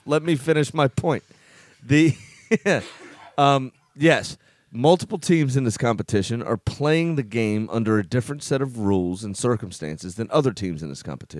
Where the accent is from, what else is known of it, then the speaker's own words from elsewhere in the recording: United States; I'm an American